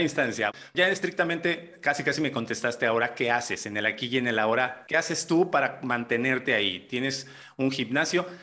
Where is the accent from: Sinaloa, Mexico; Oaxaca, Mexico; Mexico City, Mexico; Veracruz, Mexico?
Veracruz, Mexico; Jarocho; somos jarochos y jarochos